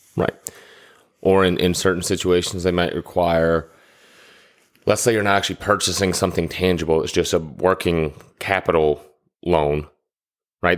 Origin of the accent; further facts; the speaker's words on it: Atlanta, Georgia, United States; growing up in Atlanta